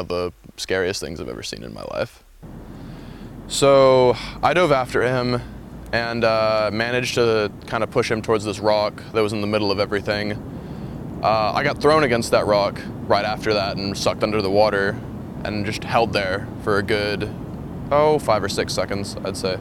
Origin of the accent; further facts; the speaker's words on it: Shafter, California, United States; I'm from Shafter, California